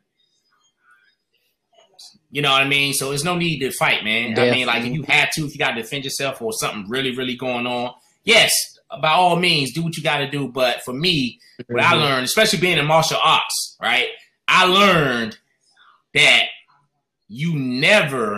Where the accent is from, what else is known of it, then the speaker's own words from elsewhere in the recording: North Carolina, United States; now in Washington, D.C., United States; I'm originally from North Carolina. So I came up to D.C. at a young age, man. I would come up here every summer, stay with my grandmother.